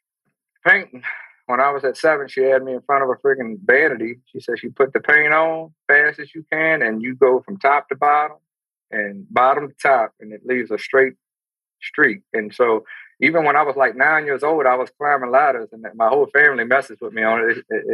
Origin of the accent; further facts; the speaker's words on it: Amite, Louisiana, United States; Grew up in a country town called Amy. Moved a lot when I was younger, so Ponchatoula, Hammond, Amy.